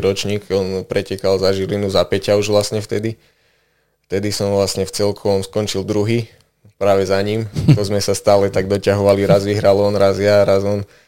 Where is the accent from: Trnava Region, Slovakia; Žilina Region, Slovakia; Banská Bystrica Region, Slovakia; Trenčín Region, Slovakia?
Banská Bystrica Region, Slovakia; Detvianska Huta; pochádzam vlastne priamo z Detvianskej huty